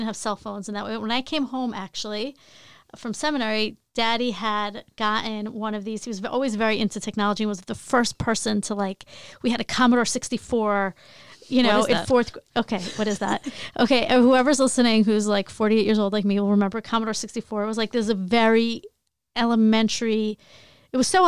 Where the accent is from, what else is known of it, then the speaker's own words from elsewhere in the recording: Long Island, New York, United States; also born or lived in Queens; I grew up in Long Island